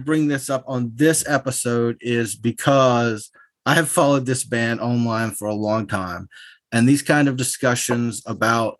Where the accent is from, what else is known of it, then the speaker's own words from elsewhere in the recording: rural North Carolina, United States; I'm a good, honest, working class person from rural North Carolina